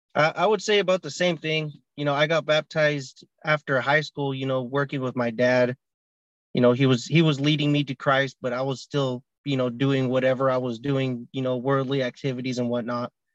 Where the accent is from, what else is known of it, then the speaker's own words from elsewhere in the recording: California, United States; I'm 25 from California as well.